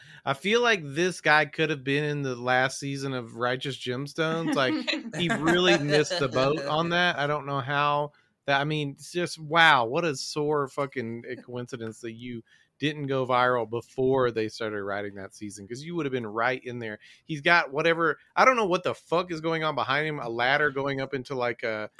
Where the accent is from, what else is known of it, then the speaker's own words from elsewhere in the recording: the South, United States; He does look like some of the worst people I ever met growing up in the South.